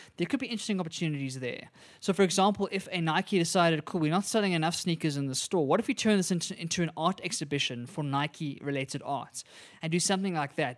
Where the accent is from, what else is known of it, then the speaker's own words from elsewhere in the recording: South Africa; as South Africans